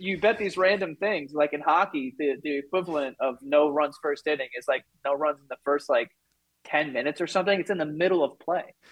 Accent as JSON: {"language": "English", "town": "New York City", "region": "New York", "country": "United States", "tie": "born or raised there", "said": "I'm from Queens, so, like, if we wanted to get anywhere, you had to take the train"}